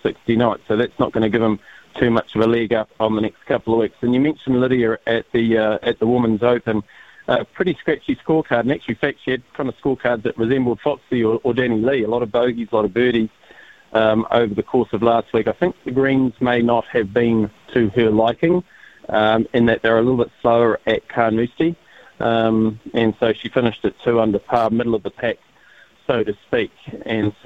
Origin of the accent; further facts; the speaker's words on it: New Zealand; I'm a New Zealander of Māori descent